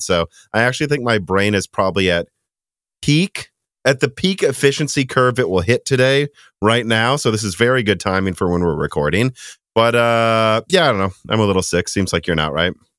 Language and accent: English; Illinois, United States; moved away; we grew up mostly in Illinois